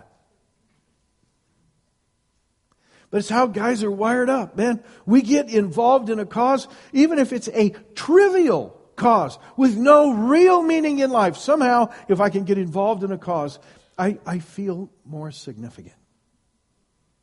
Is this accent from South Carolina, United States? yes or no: no; Iowa, United States; I grew up in Iowa, and one of the blessings of growing up in Iowa is you get lots of snow